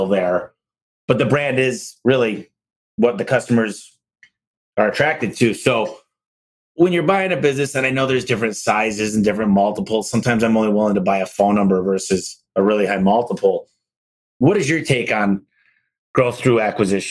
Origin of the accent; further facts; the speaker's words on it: Michigan, United States; I'm from Michigan